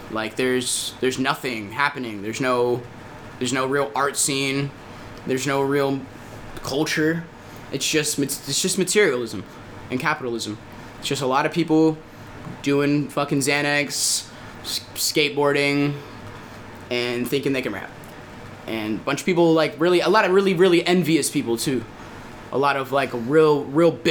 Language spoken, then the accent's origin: English; Virginia Beach, Virginia, United States; I come from Virginia Beach.